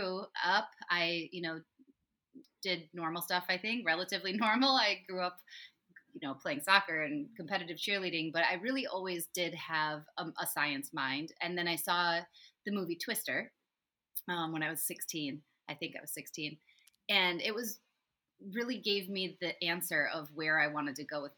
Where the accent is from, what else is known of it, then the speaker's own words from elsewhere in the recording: West Michigan, United States; also born or lived in California; I was born in California, but I grew up in West Michigan